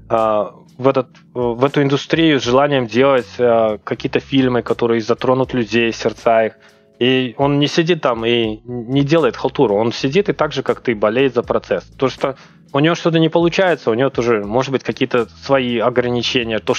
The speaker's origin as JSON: {"language": "Russian", "country": "Uzbekistan", "tie": "born or raised there", "said": "Ну, а, я, двух... я родом с Узбекистана."}